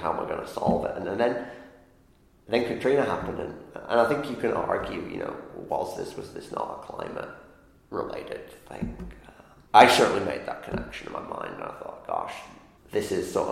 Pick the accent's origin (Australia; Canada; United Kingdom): United Kingdom; the north of England; now in Ithaca, United States; I grew up in England, north of England